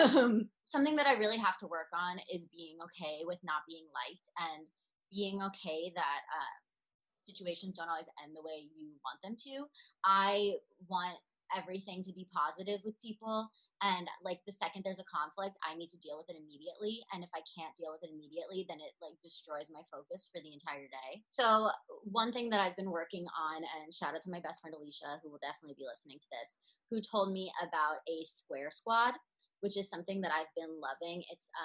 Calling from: New York, United States; I am reporting from New York

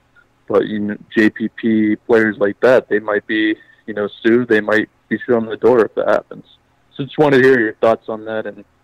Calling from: Maryland, United States

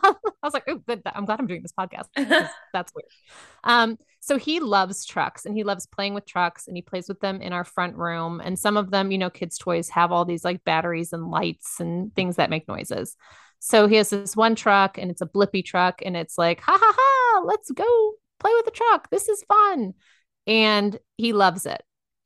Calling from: Dallas, Texas, United States; I am in Dallas, Texas.

